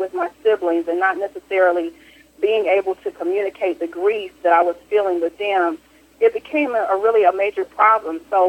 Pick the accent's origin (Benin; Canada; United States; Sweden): United States; Kinston, North Carolina; now in Fayetteville, Georgia, United States; my hometown, which was Kinston, North Carolina